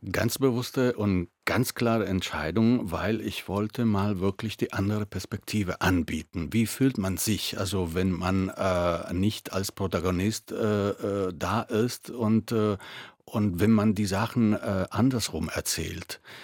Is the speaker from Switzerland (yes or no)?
no; Italy; German is a second language; moved away as an adult; now in Germany; ich äh, bin Italiener äh, aus Geburt